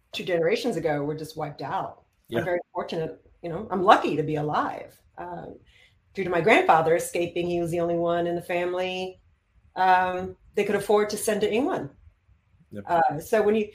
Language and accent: English; Israel; moved away; I grew up in Israel